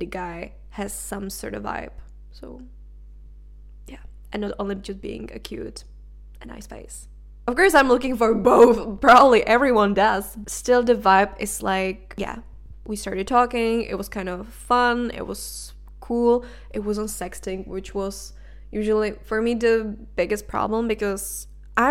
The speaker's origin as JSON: {"language": "English", "country": "Czechia", "first_language": "Czech", "second_language": "English", "moved": "as an adult", "lives_now": "Denmark", "said": "I was in my home country, which is the Czech Republic"}